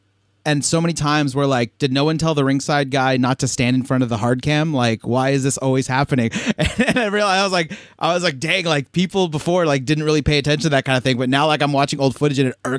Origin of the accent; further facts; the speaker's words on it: San Jose, California, United States; I myself born on East Side Drive over there in the East Side